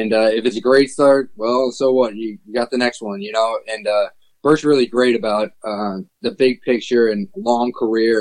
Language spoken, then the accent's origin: English; Cleveland, Ohio, United States; growing up in Cleveland